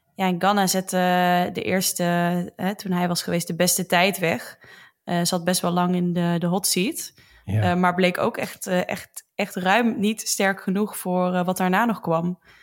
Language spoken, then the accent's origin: Dutch; Roosendaal, North Brabant, Netherlands; Dat is een dorpje naast Roosendaal waar ik vandaan kom